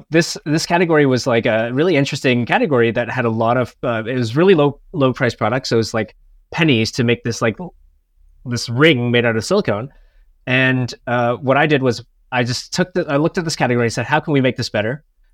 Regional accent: Canada; now in Chiang Mai, Thailand; I'm originally from Canada, but right now I'm living in north of Thailand in a city called Chiang Mai.

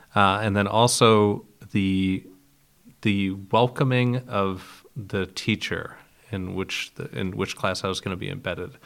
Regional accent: Geneva, Ohio, United States; moved away; I was born in Geneva, Ohio, which is right near Lake Erie, one of the Great Lakes

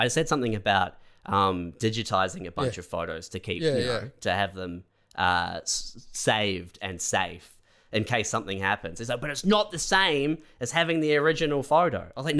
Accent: Christchurch, Canterbury, New Zealand; moved away; also born or lived in Canada; When I moved from Christchurch to Canada

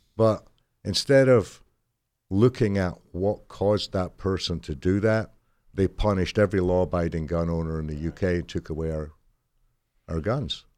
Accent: United Kingdom; born or raised there; moved away

